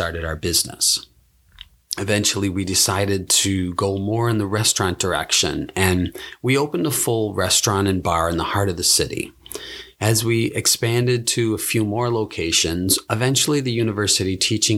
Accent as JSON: {"language": "English", "town": "Buffalo", "region": "New York", "country": "United States", "tie": "born or raised there", "also_born_or_lived": "Japan", "moved": "as an adult", "said": "move back to my hometown in Buffalo, New York"}